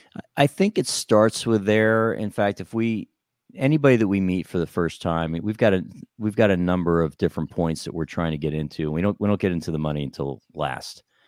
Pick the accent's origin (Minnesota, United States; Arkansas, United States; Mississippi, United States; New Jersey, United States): New Jersey, United States; I grew up in New Jersey